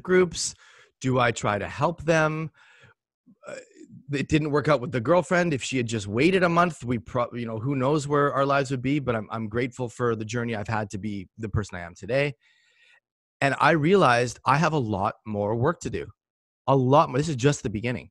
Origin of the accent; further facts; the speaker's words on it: Port Moody, British Columbia, Canada; born or raised there